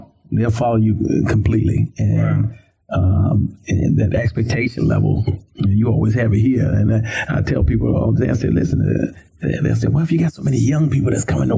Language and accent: English; Washington, District of Columbia, United States; Southeast, born and raised in Southeast D.C.